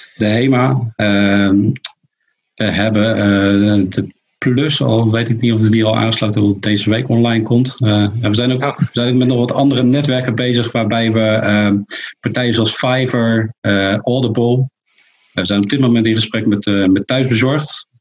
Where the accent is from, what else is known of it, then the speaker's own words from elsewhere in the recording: near Rotterdam, South Holland, Netherlands; ik kom uit de buurt van Rotterdam.